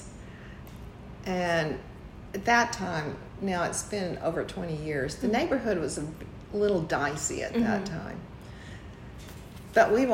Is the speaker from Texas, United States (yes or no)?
yes; Corpus Christi, Texas, United States; moved away as an adult; now in San Antonio, United States; I grew up in Corpus